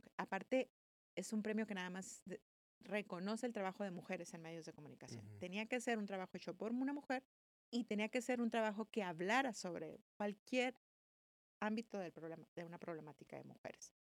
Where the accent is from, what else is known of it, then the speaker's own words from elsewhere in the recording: Mexicali, Baja California, Mexico; also born or lived in Guadalajara / Tijuana / Madrid; Nací en Guadalajara, crecí en Mexicali y crecí entre Tijuana y Mexicali